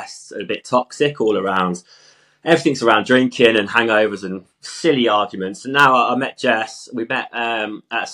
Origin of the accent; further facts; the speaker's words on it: Stratford-upon-Avon, West Midlands, United Kingdom; moved away as an adult; also born or lived in London; now in Wales, United Kingdom; I'm originally from Stratford-upon-Avon, Shakespeare world. I grew up there